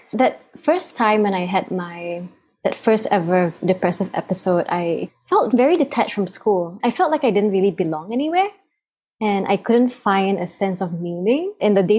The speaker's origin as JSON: {"language": "English", "country": "Singapore", "tie": "born or raised there", "said": "I was born and raised in Singapore"}